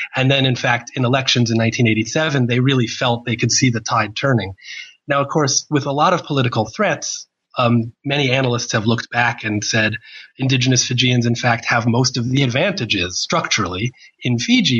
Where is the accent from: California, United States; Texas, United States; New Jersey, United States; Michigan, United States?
New Jersey, United States; moved away as an adult; now in Australia; I was born in 1970 in New Jersey